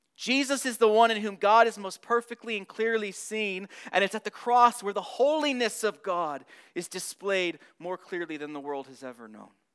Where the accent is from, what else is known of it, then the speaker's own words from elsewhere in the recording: Southern California, United States; moved away; I'm from Southern California.